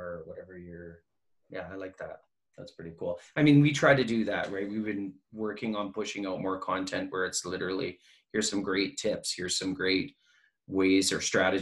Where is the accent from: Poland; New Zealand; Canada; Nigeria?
Canada; we're from Canada, we're very polite